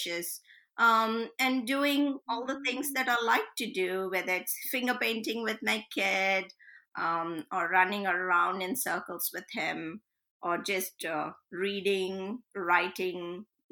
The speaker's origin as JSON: {"language": "English", "country": "India", "first_language": "Telugu", "second_language": "English", "said": "my native language is Telugu, which is obviously we all know coming from India, it's a South Indian language."}